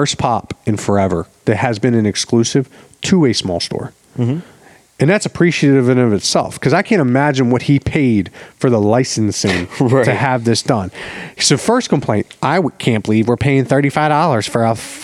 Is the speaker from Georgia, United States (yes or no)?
no; Baltimore, Maryland, United States; I'm the friend from Baltimore